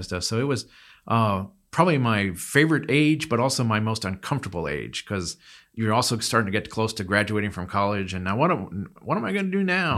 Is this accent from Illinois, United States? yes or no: no; Pennsylvania, United States; now in Texas, United States; I grew up in Pennsylvania